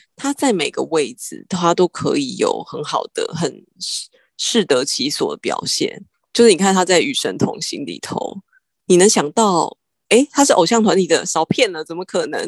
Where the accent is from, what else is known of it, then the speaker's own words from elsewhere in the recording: Taiwan; 我们台湾人